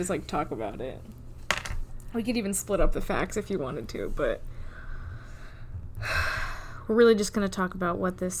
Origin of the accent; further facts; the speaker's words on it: Woodstock, Georgia, United States; it was filmed in my hometown of Woodstock